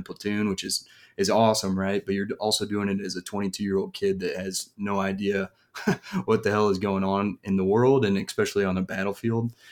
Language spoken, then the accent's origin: English; Parkville, Missouri, United States; I was raised about thirty minutes south of here. So, um, you know, lived in the same house from three years old on, went to school around here. Um, yeah, so Parkville, Missouri is my home